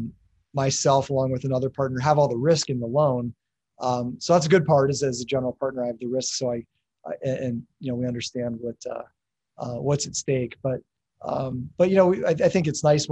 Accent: Erie, Pennsylvania, United States; born and raised in Erie, Pennsylvania

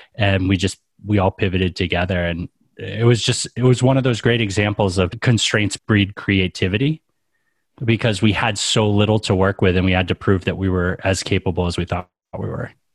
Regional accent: New England, United States; I grew up in New England

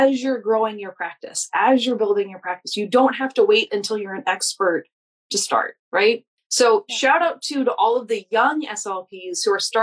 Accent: New Orleans, Louisiana, United States; I'm from New Orleans

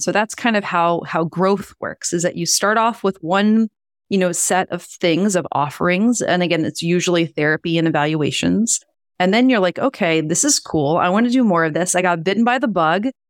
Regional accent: Louisiana, United States; now in Boston, United States; I grew up in Louisiana

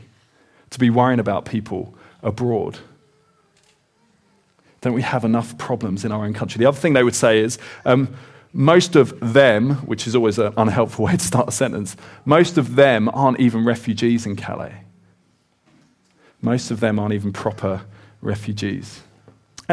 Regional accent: Kent, South East England, United Kingdom; I grew up in Kent in the southeast

